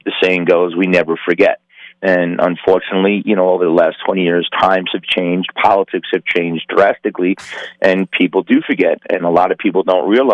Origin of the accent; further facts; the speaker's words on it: New York, United States; now in Las Vegas, United States; I'm from New York